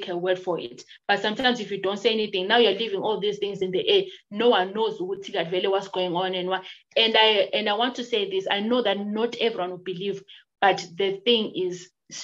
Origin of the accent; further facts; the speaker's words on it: Bulawayo, Zimbabwe; also born or lived in Plumtree; I was born in Plumtree and I stayed in Plumtree since I was born, and we lived, I think, when I was grade two, and I've lived in Bulawayo for until now